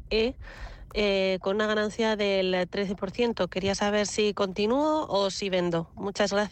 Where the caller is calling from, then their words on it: Madrid, Community of Madrid, Spain; de Madrid.